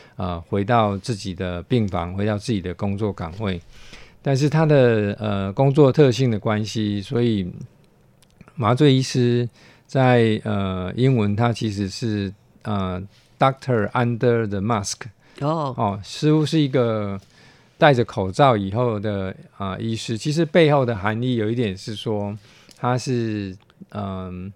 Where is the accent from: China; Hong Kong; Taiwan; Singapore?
Taiwan; also born or lived in United States; 台湾还是毕竟是我的家乡